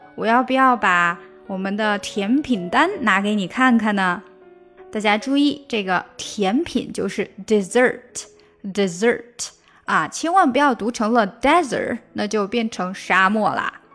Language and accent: Chinese; China; 我们中国人有个习惯，就是吃完饭抢账单